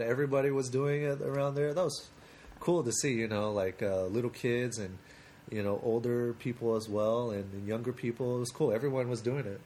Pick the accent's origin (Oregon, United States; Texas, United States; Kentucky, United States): Oregon, United States; Portland; I'm actually from Portland